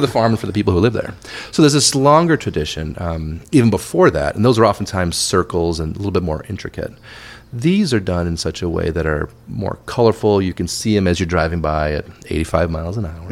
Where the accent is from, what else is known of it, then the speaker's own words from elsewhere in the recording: Wayne, Illinois, United States; moved away as an adult; also born or lived in London; I grew up in the Chicago suburbs. Um, yeah. The town I was born was called Wayne, Illinois